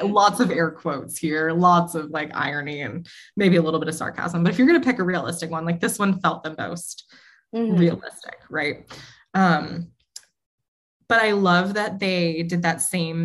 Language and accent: English; New England, United States; I grew up in New England where like campfires were a huge thing and spooky stories were an even bigger thing